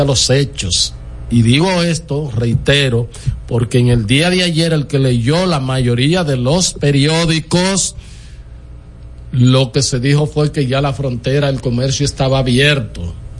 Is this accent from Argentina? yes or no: no; Dominican Republic; yo soy dominicano